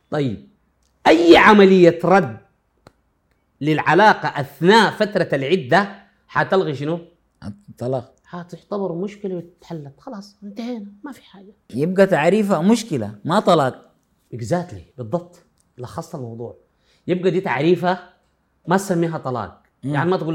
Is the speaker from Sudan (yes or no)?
yes; Sudan; انا اتكلم عندنا في السودان